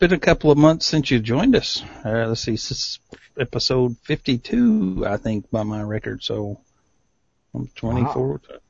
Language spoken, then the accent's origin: English; East Tennessee, United States; But I grew up in East Tennessee. There are no shots longer than 100 yards. There's hills and trees and everything.